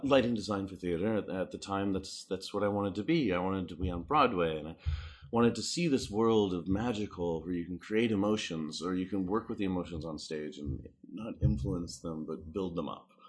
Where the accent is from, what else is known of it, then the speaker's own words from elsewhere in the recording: Canada; moved away; also born or lived in Saskatoon, Saskatchewan / Texas; I started in Canada. I'm, I'm Canadian